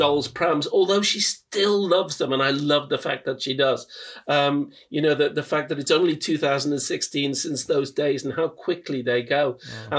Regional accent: Liverpool, North West England, United Kingdom; I'm from Liverpool, working class Liverpool

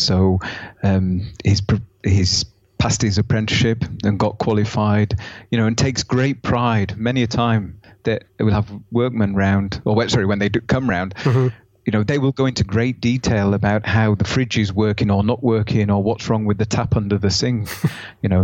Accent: Yorkshire and the Humber, United Kingdom; moved away as an adult; now in Germany; where I come from in the UK, which is Yorkshire, there are areas of Yorkshire, my hometown

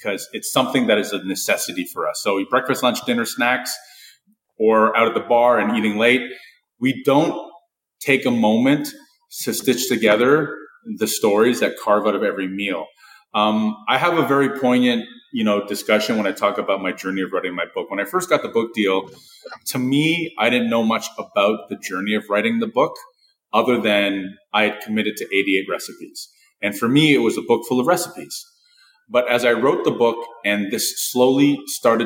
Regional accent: Toronto, Ontario, Canada; my childhood growing up in Rexdale and Flemo

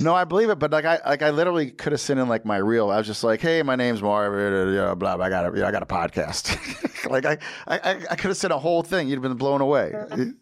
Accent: United States; I'm American

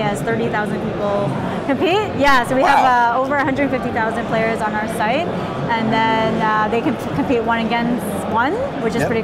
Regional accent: Canada; I'm from Canada

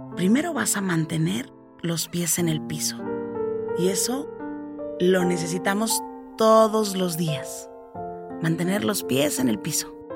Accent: Mexico; mi país México

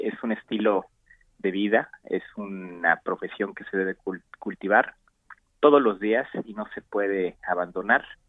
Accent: Mexico; also born or lived in Mexico City, Mexico / The Hague, Netherlands / Amsterdam, Netherlands; regresé a México aproximadamente por 2009 a, trabajar en mi país

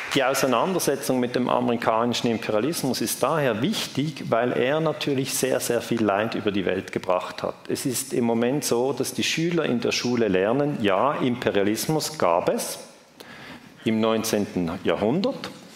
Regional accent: Switzerland; ich darf das als Schweizer sagen

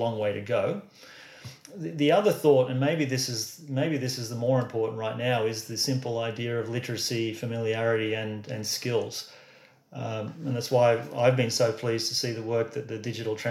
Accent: Australia; I'm an Aussie

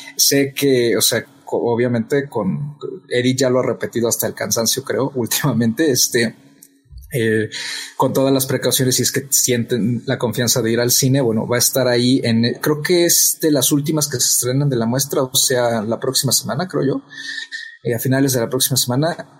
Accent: Mexico; nosotros como mexicanos

